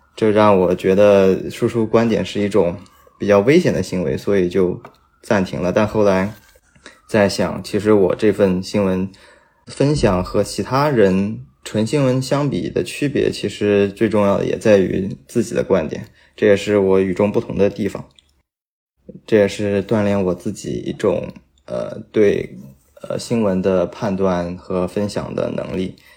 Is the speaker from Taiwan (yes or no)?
no; Nanjing, Jiangsu, China; 我的家乡南京